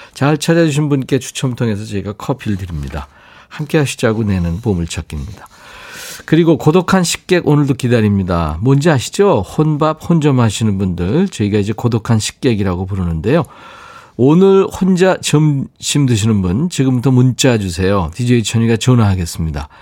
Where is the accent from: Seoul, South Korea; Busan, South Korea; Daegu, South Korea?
Seoul, South Korea; 제가 어렸을 때 광화문에 살았었는데